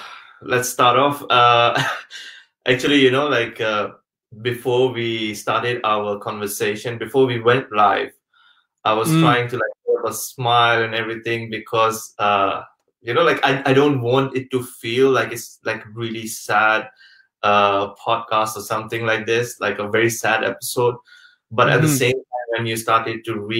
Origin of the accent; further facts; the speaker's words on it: Pakistan; moved away; also born or lived in Malaysia; Coming back to the question, like my background, I'm actually from Pakistan originally. But I've stayed most of my life traveling around the world because my father was working in oil and gas industry.